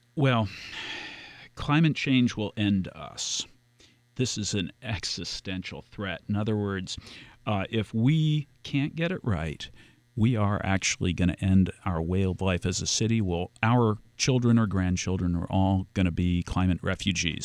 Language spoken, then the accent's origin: English; Key Biscayne, Florida, United States; I grew up on Key Biscayne